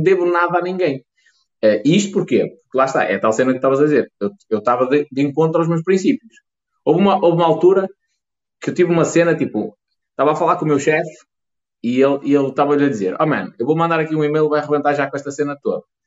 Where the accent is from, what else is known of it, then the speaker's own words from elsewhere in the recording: the North, Norte, Portugal; accent: northern; eu sou um gajo do Norte